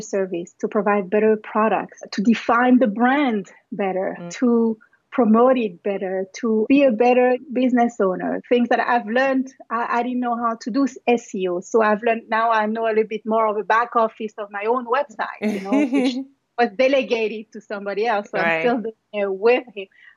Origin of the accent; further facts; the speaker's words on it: Paris, Île-de-France, France; moved away as an adult; also born or lived in New York, United States / Martinique; now in Los Angeles, United States; I was born in Paris, and it was just my parents and my brothers